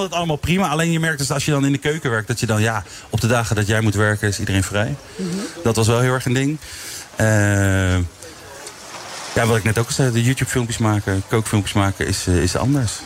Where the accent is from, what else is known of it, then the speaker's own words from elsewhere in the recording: The Hague, South Holland, Netherlands; geboren en getogen in Den Haag, echt Haagenees.